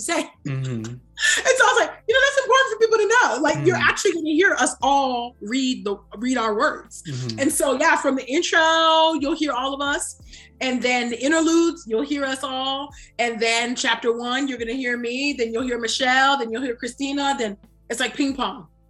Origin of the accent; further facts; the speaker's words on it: California, United States; my own social location as West African, although born and raised in California, first gen